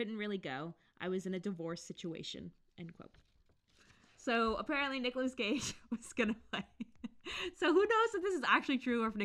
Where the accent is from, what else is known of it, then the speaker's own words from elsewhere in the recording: United States; I'm the American one